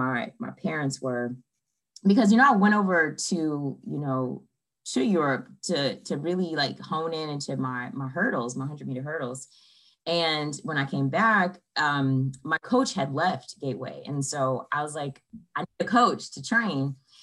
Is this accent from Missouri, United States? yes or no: yes; St. Louis, Missouri, United States; born and raised in St. Louis.